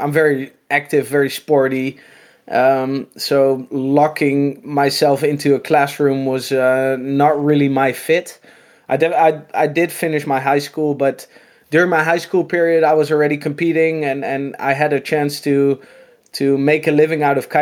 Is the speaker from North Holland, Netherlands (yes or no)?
no; Noordwijk, South Holland, Netherlands; I'm from Holland, in this little beach town called Noordwijk